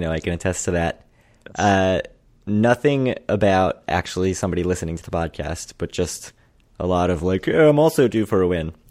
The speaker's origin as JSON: {"language": "English", "area": "Baltimore County", "region": "Maryland", "country": "United States", "accent": "Baltimore", "said": "from Baltimore County, sir."}